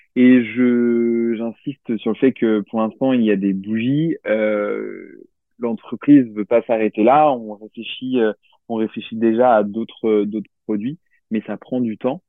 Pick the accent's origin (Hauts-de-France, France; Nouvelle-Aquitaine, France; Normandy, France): Nouvelle-Aquitaine, France; Limoges; je viens de Limoges